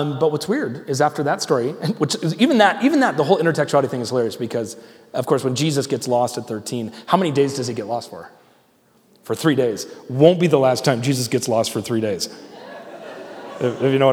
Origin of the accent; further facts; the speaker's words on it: United States; I'm an American. I'm proud to be an American